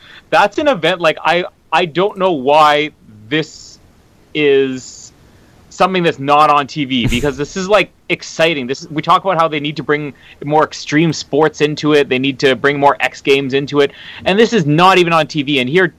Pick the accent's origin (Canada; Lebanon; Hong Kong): Canada; I am Canadian.